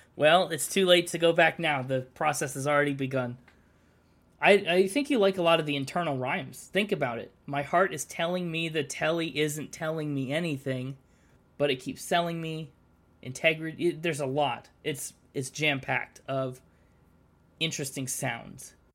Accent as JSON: {"language": "English", "country": "United States", "said": "I'm American."}